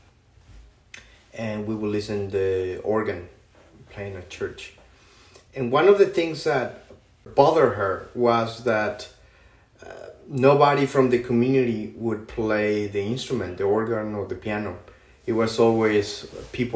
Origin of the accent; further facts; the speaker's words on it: Monterrey, Nuevo León, Mexico; moved away; I grew up in Mexico, in outside of Monterrey City.